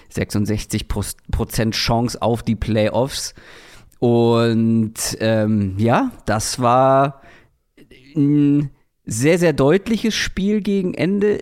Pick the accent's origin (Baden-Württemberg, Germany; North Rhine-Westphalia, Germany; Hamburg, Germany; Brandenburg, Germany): Hamburg, Germany; now in Berlin, Germany; Für mich als Hamburger